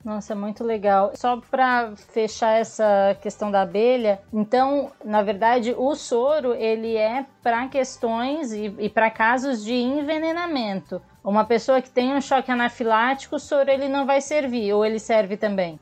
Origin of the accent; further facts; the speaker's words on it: Imbituba, Santa Catarina, Brazil; moved away; also born or lived in São Paulo; Eu sou de Imbituba, eu sou de uma cidade vizinha de Tubarão